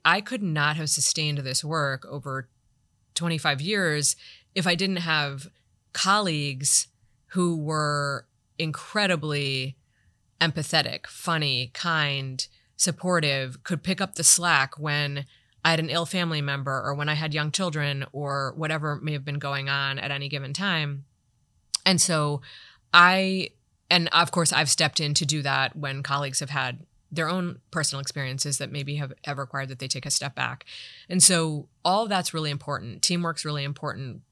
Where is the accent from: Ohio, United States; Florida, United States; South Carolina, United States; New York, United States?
Ohio, United States; Toledo; moved away; I worked in my hometown, Toledo, Ohio, Lucas